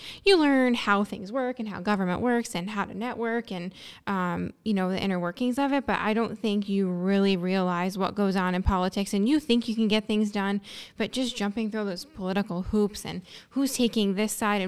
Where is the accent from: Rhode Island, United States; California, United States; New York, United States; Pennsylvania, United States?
Pennsylvania, United States; Exeter; I grew up in Luzerne County. Mm-hmm. In Exeter.